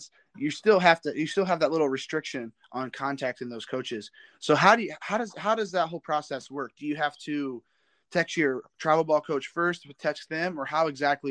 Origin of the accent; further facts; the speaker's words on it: Fort Wayne area, Northern Indiana, United States; I'm from Northern Indiana too. I'm more out towards that Fort Wayne area.